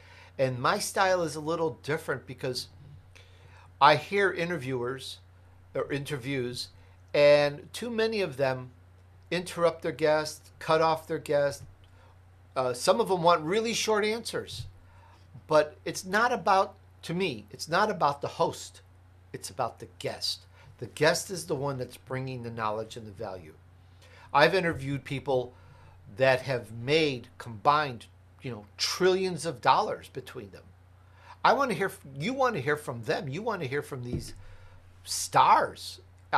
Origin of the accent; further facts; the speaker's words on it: Chicago, Illinois, United States; also born or lived in Italy; Hey, I'm Italian, I was born in Italy. I grew up in Chicago, blah, blah, blah.